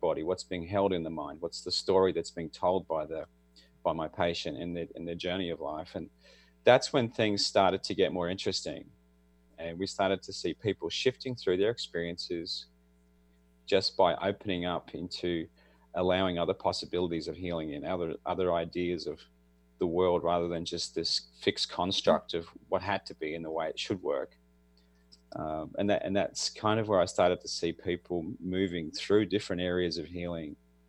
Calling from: Australia; I'm in Australia, and it's Thursday morning for me.

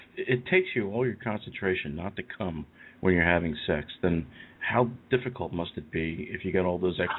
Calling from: Eastern United States, United States; I'm calling you from the eastern part of the United States.

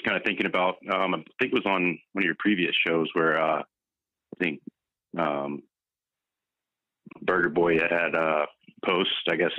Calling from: Minnesota, United States

